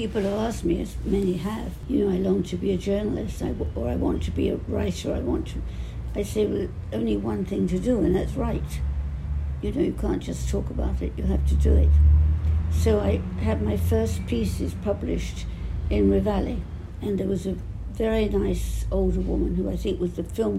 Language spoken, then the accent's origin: English; London, United Kingdom; accent: Cockney; also born or lived in Clapton; now in United States; I grew up in the East End